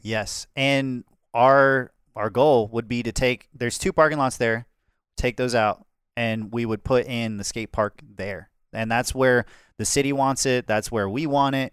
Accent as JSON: {"language": "English", "area": "Calhoun County", "region": "Florida", "country": "United States", "tie": "born or raised there", "said": "I grew up in Florida, but it was the mo, like, the most rural area, the lowest population in Florida, Calhoun County."}